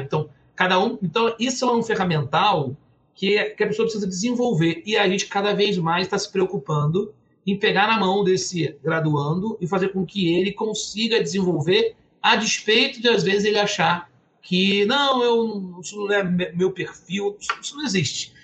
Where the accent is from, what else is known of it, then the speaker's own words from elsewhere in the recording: Campos dos Goytacazes, Rio de Janeiro, Brazil; eu sou natural de Campos, Goitacazes, uma cidade interior aqui do Rio